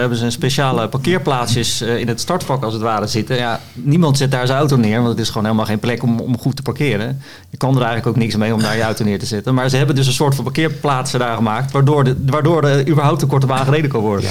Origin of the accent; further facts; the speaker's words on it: Voorschoten, South Holland, Netherlands; Ik kom daarnaast uit Voorschoten